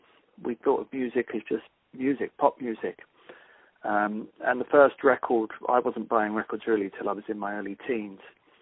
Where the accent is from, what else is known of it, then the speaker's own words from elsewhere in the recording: London, United Kingdom; I grew up in West London